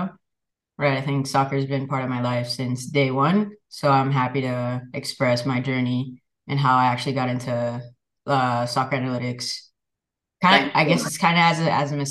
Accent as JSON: {"language": "English", "town": "Miami", "region": "Florida", "country": "United States", "tie": "born or raised there", "said": "where I grew up in Miami, Florida"}